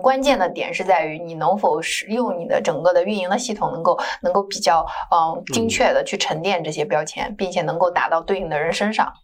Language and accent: Chinese; China; 就像我中国人去校对一个中文会更快